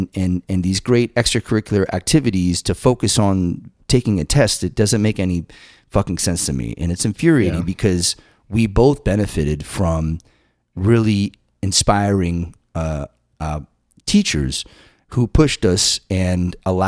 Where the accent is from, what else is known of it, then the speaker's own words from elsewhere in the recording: Massachusetts, United States; I too benefited from a pretty robust music program in this little town that I grew up in Massachusetts.